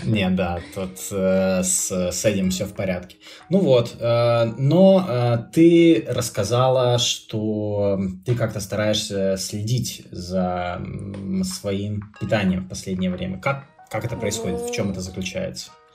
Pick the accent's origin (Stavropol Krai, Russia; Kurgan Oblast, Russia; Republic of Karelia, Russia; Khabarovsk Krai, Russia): Republic of Karelia, Russia; moved away; я как бы не москвич сам по себе, но в городе, где я вырос, хотя это Карелия